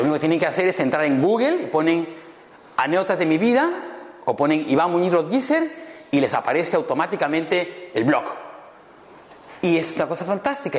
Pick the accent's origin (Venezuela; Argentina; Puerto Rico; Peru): Peru; Cusco; also born or lived in Madrid, Spain; now in Lima, Peru; Yo soy peruano, cusqueño